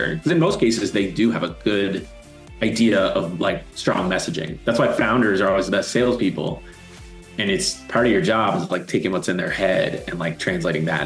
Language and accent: English; East Coast, Canada; moved away; also born or lived in Toronto; I'm originally from the East Coast